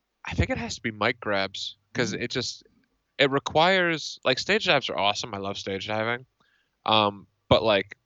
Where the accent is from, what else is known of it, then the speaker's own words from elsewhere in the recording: Northeast, United States; I'm from the Northeast